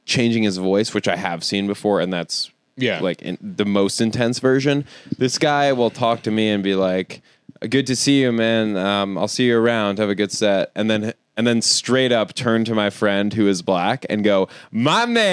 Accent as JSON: {"language": "English", "town": "Philadelphia", "region": "Pennsylvania", "country": "United States", "tie": "born or raised there", "said": "I'm grateful to have been raised in Philly"}